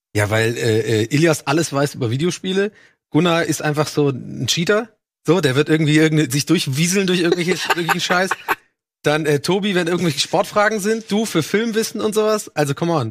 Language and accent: German; Dublin, Leinster, Ireland; moved away; Ich bin ja in Dublin aufgewachsen